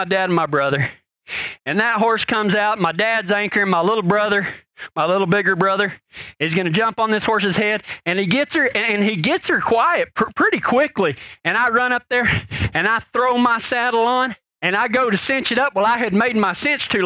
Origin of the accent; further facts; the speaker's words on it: Pecos, Texas, United States; I was born in Pecos, Texas